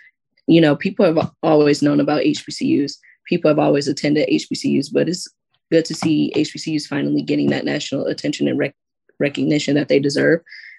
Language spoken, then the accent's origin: English; Detroit, Michigan, United States; I'm from Detroit, so I love when people comment on my accent, even though I don't feel like I have one.